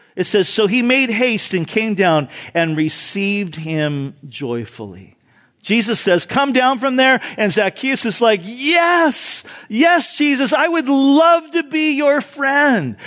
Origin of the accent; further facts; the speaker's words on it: Orange County, California, United States; growing up in Orange County